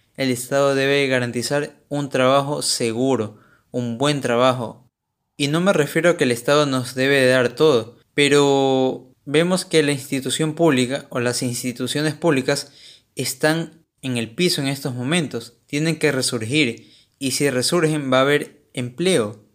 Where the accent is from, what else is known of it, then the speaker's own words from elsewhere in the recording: Ecuador; soy ecuatoriano